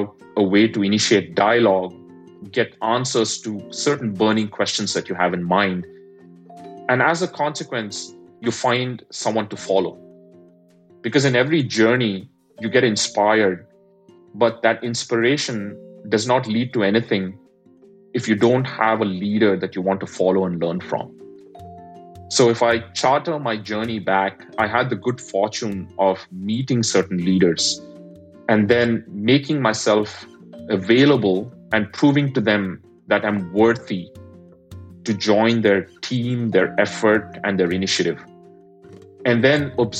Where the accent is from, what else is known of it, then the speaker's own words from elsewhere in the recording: India; moved away as an adult; now in United States; given that I'm an immigrant, I grew up in India